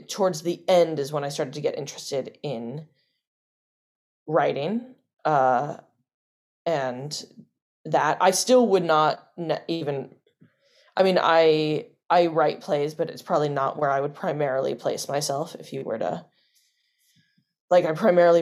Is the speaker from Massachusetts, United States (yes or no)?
no; New Orleans, Louisiana, United States; So I grew up in New Orleans, started doing Shakespeare at the New Orleans Shakespeare Festival there